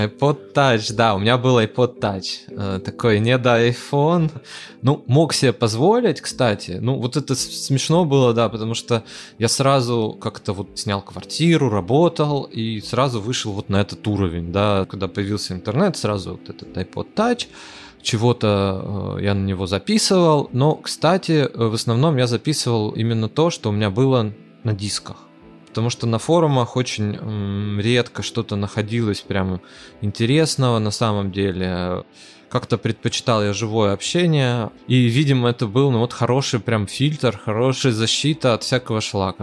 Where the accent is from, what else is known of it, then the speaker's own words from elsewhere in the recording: Arkhangelsk, Arkhangelsk Oblast, Russia; я из Архангельска